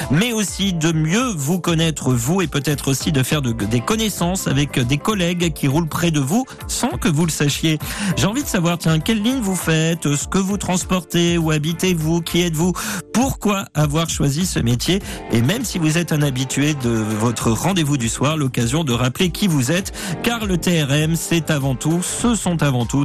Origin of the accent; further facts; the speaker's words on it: Le Tréport, Normandy, France; now in Clérac, France; j'ai 43 ans. Je suis originaire du Tréport, en Seine-Maritime. Très jolie ville, le Tréport. Euh, Tréport, Mers-les-Bains, à cheval sur la Seine-Maritime et le département de la Somme. Et j'ai déménagé il y a 8 ans à Clérac, en Charente-Maritime.